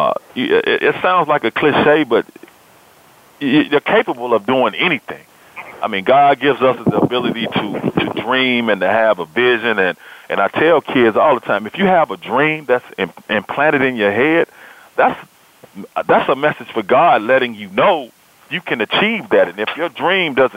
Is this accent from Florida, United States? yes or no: no; Memphis, Tennessee, United States; now I am sports director at the ABC affiliate here in Memphis, Tennessee, in my hometown.